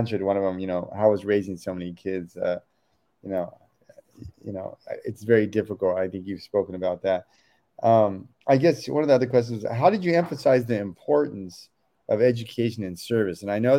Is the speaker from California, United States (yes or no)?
yes; Oakland, California, United States; And growing up in Oakland, I mean, there's certainly one of the things I love about Oakland is so multicultural.